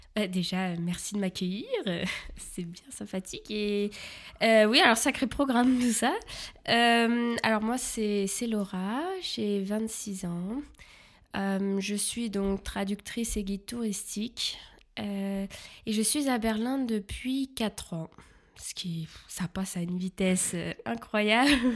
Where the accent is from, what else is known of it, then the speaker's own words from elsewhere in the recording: Paris region, Île-de-France, France; moved away as an adult; now in Germany; je viens de la région parisienne